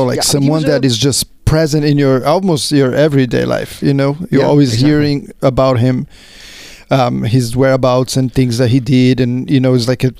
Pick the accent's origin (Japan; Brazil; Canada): Brazil; moved away; growing up in Brazil